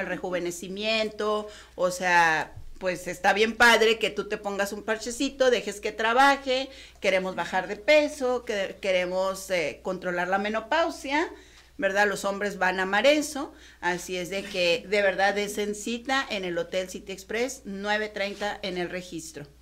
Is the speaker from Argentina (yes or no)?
no; Mexico; nosotros como mexicanos